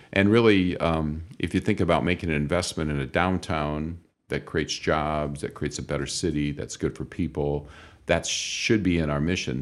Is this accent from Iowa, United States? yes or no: yes; northwest Iowa, United States; moved away as an adult; now in Toledo, United States; my wife and I grew up in northwest Iowa